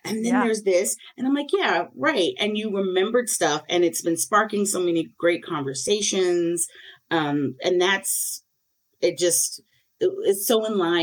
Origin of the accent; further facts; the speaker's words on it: South Carolina, United States; also born or lived in New York; now in Brooklyn, United States; I've been in New York for a good chunk of my life at this point, where I'm from South Carolina